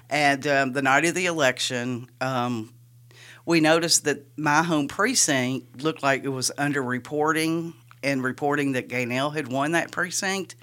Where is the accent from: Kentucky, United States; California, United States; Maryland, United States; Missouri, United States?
Kentucky, United States; Richmond; moved away; I'm originally from Kentucky